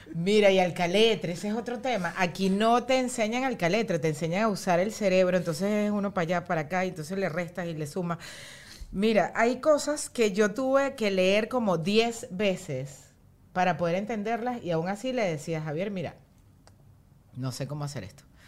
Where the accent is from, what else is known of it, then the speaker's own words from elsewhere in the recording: Venezuela; moved away as an adult; now in United States; Nosotros somos súper venezolanos y fue como que nos tuvimos que ir de Venezuela